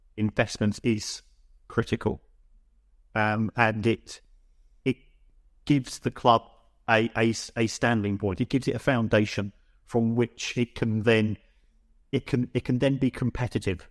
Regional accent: London, United Kingdom; I'm from the Elephant and Castle orig, originally

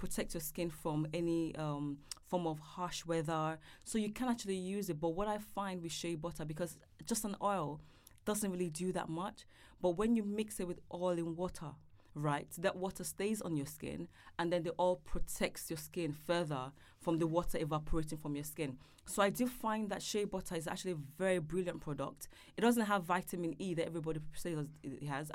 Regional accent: Nigeria; now in London, United Kingdom; I'm from Nigeria

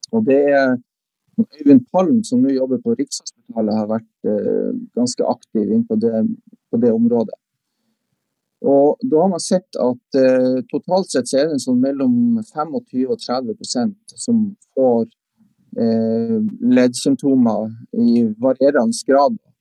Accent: Andøya, Vesterålen, Nordland, Norway; now in Tromsø, Norway; Jeg er opprinnelig fra Vesterålen, fra Andøya

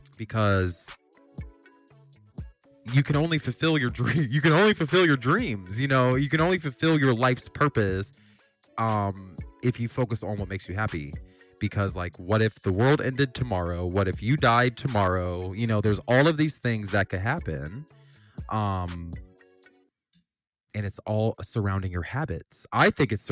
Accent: Wooster, Ohio, United States; moved away; I'm from Northern Ohio, so I'm like, damn, I gotta move back to my damn hometown

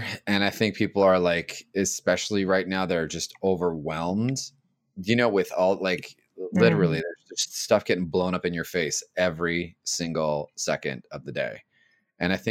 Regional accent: Los Angeles, California, United States; born and raised in East LA in a very Mexican household.

